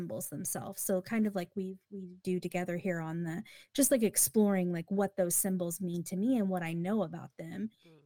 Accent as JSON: {"language": "English", "country": "United States", "said": "Because I'm an American."}